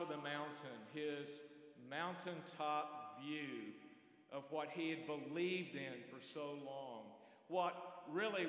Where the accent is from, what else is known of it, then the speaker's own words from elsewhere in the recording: North Carolina, United States; I grew up in North Carolina, went to school in the mountains of North Carolina.